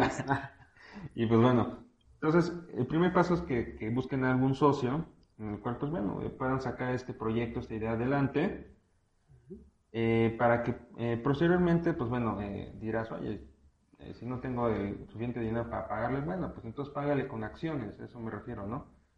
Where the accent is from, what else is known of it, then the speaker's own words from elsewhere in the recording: Mexico; aquí en México, porque pues bueno, de aquí somos